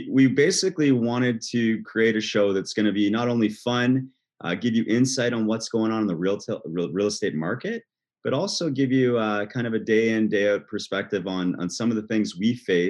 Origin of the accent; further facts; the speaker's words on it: Halton, Ontario, Canada; I'm a Halton boy.